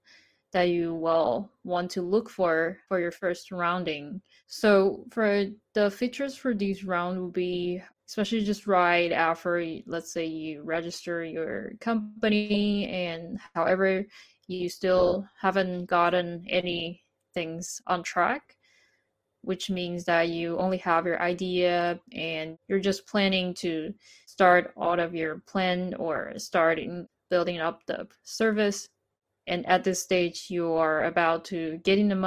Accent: Taiwan; now in Japan; half Taiwanese and Japanese, born and raised in Taiwan

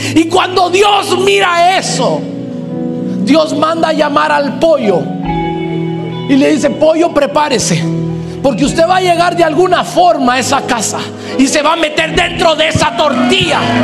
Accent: Guatemala; Hoy pastoreo una iglesia creciente en Guatemala, en mi país

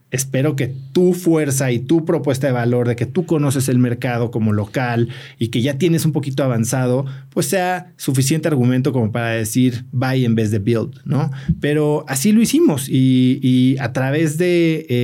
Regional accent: Mexico

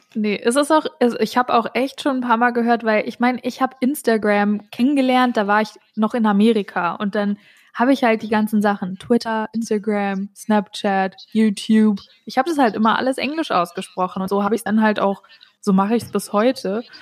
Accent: North Hesse, Germany; ich komme übrigens aus Nordhessen, bin da aufgewachsen

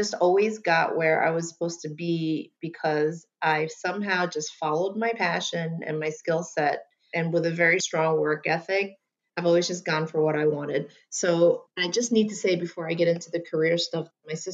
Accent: New York City, New York, United States; also born or lived in Long Island; I'm from New York City. I grew up in Queens and Long Island

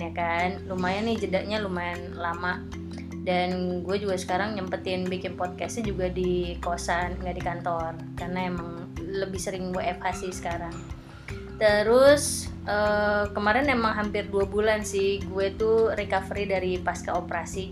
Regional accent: Jakarta, Indonesia; moved away as an adult; now in Bali, Indonesia; Aku lahir dan besar di Jakarta

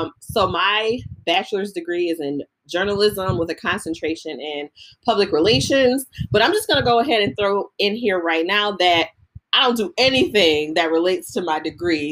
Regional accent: Buffalo, New York, United States; B-Lo in the house, 716

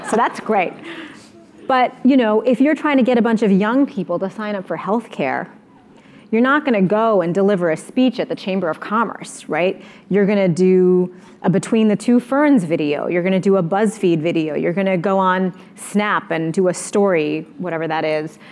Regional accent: United States; as an American

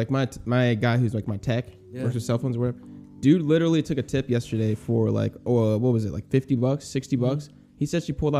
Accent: Missouri, United States; Like, we're from Missouri, like we're Midwest.

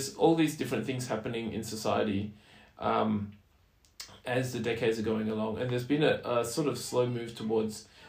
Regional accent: Australia

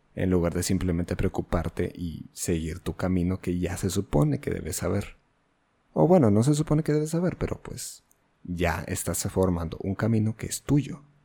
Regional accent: Mexico; Yo soy un mestizo, yo soy mexicano, no soy otra cosa.

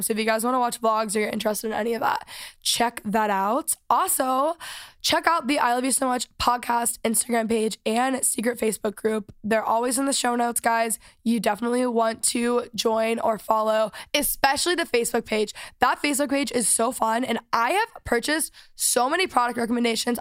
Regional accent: Texas, United States; moved away; I am back from Texas. Last week I was home for the week

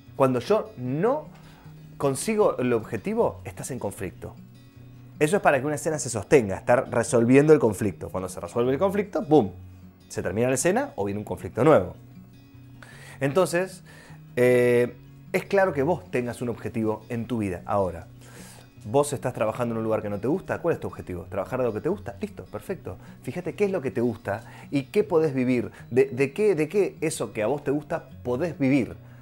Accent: Rosario, Santa Fe, Argentina; moved away as an adult; now in Buenos Aires, Argentina; Cuando yo terminé la secundaria, quería venirme a vivir a Buenos Aires, yo soy de Rosario

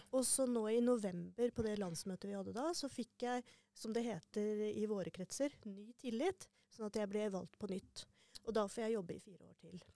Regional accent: Ørland, Trøndelag, Norway; also born or lived in Harstad; Jeg er fra Harstad, egentlig. Mm. Eh, men eh, oppvokst på Ørlandet.

